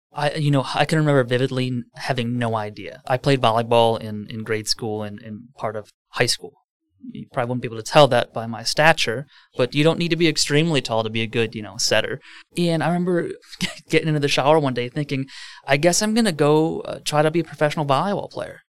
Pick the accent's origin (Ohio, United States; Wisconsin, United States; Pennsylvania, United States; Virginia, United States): Wisconsin, United States; Merton; I grew up in Merton, Wisconsin